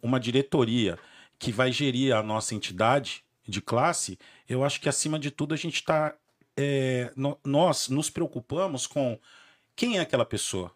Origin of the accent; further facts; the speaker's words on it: Santo André, São Paulo, Brazil; sou nascido e criado ali na Vila Merotom, em Santo André